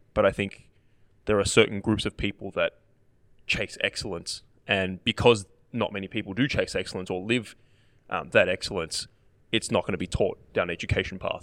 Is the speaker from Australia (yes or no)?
yes; Australia; as an Australian player